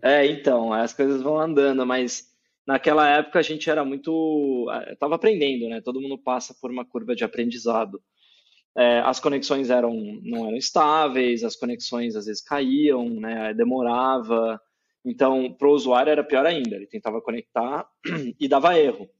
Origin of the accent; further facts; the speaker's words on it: Campinas, São Paulo, Brazil; moved away as an adult; now in São Paulo, Brazil; Eu tô aqui em São Paulo agora, mas eu sou de Campinas, interior de São Paulo. É, cresci lá, né? Dos, até os 18 anos eu morei em Campinas